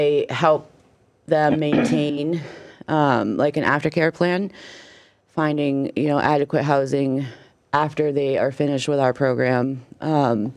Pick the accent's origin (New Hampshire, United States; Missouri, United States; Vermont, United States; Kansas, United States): New Hampshire, United States; Meredith; also born or lived in Florida; we're from the Meredith area